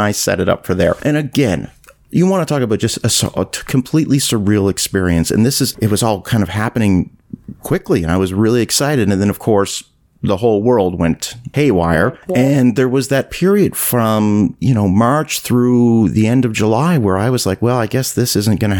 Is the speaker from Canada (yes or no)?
yes; Nova Scotia, Canada; I grew up in Canada. I grew up in Nova Scotia. It's where I was born and raised.